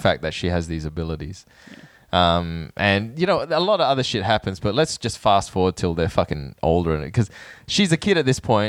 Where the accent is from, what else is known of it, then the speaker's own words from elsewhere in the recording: Thailand; born there; I was born in Thailand, but I don't know. I never experienced that myself.